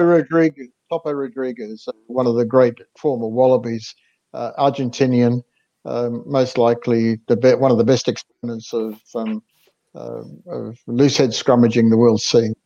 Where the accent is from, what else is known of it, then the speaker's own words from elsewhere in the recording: Yorkshire and the Humber, United Kingdom; I was born in Yorkshire